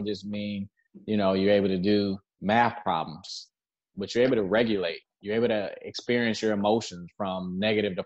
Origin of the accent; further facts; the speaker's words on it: Detroit, Michigan, United States; also born or lived in Southfield, Michigan / South Florida; I'm originally from Detroit.